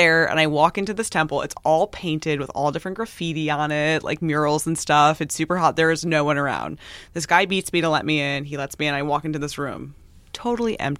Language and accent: English; New York, United States; I'm from New York